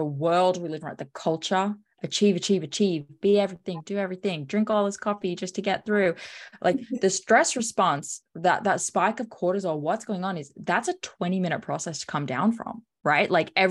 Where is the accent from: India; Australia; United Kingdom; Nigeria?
Australia; I'm a coffee freak. I'm from Australia. Come on.